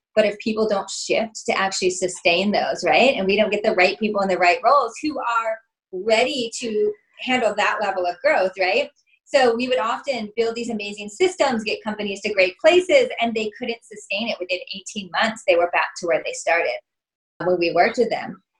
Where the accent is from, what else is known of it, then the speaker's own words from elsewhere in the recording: Illinois, United States; moved away as an adult; also born or lived in Southern California; I was from Illinois